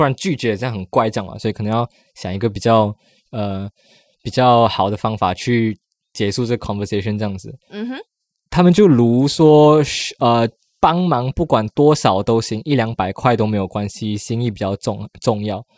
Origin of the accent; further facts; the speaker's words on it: Malaysia; now in Taiwan; 我说我马来西亚来的